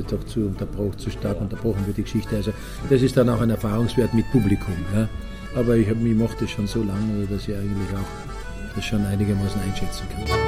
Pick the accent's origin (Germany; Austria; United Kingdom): Austria; moved away; also born or lived in Switzerland; als Österreicher